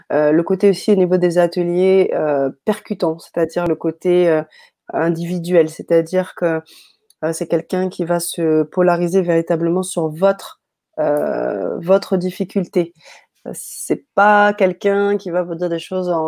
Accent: France; also born or lived in Paris; chez nous, en France, à Paris

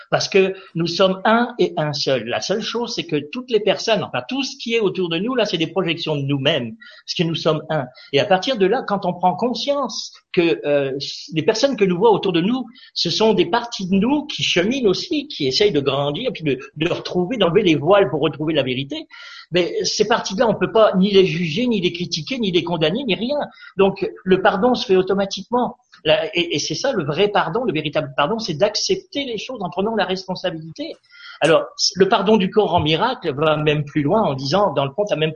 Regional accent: France; parce que je viens de la France, bien entendu, hein, et j'étais à Rochefort.

